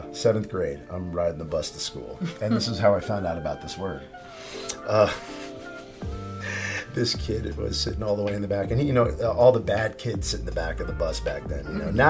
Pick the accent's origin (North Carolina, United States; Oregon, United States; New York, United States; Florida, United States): Florida, United States; South; I spoke Spanish because I grew up in South Florida